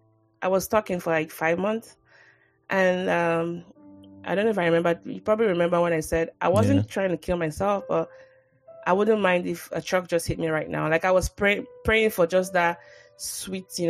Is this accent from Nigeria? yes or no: yes; Nigeria; moved away